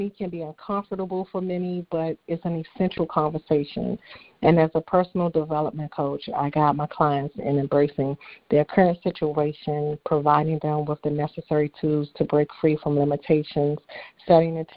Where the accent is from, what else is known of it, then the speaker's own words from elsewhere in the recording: Washington, District of Columbia, United States; I'm from Washington, D.C.